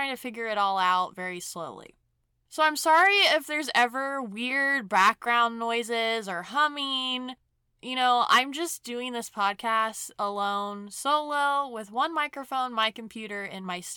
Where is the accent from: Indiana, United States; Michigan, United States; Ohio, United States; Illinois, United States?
Indiana, United States; Brown County; my small hometown, Brown County, in Indiana